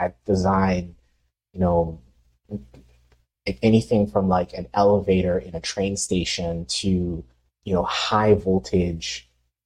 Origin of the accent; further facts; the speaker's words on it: Haiti; moved away; I grew up in Haiti